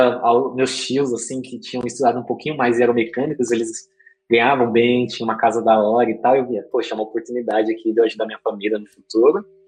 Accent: Diadema, São Paulo, Brazil; Eu nasci, nasci em Diadema

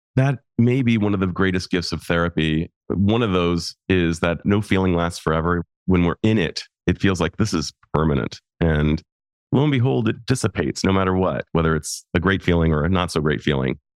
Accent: United States; also born or lived in Japan; I'm an American male

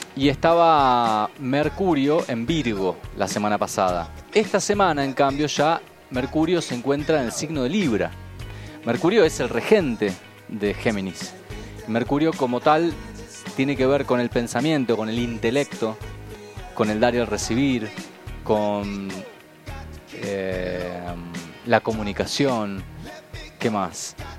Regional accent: Buenos Aires, Argentina; yo nací en Buenos Aires

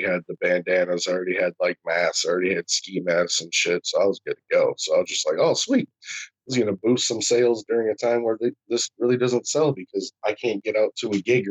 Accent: Toledo, Ohio, United States; I hail from Toledo, Ohio

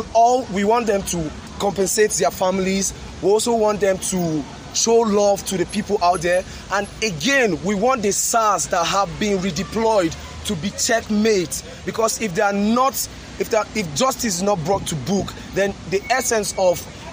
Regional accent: Nigeria; I'm a Nigerian and I'm a patriotic Nigerian.

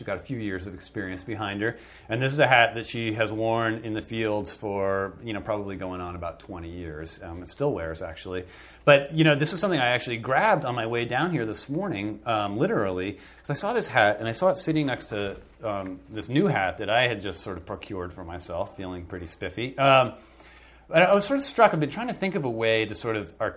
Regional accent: northern Vermont, United States; I grew up in Vermont, in northern Vermont. I was born in northern Vermont and was raised in the area.

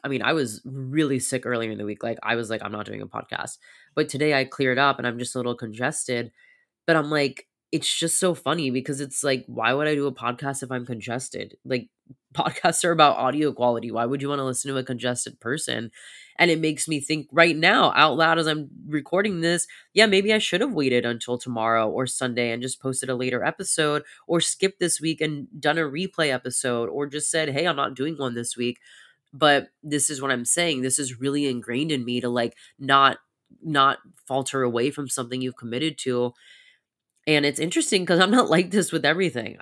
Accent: United States; growing up in very hustle culture of America

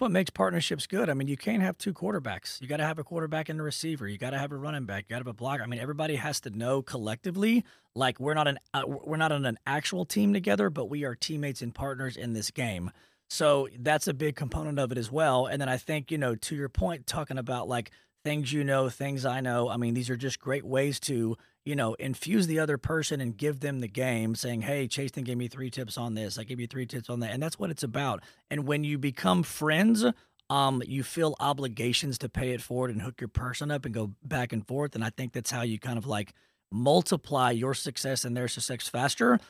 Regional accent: Dallas, Texas, United States; also born or lived in Lubbock, Texas; I'm from Dallas

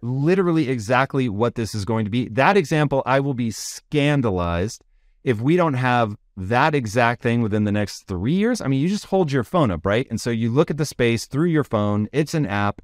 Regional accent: Tacoma, Washington, United States; I grew up in Tacoma, Washington

